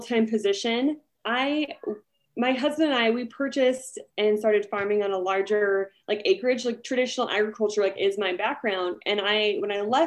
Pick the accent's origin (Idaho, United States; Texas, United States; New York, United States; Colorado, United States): Idaho, United States; New Plymouth; now in Jerome, United States; I live right now in Jerome, Idaho, but I grew up near the Treasure Valley, or in New Plymouth, Idaho, which is near Boise.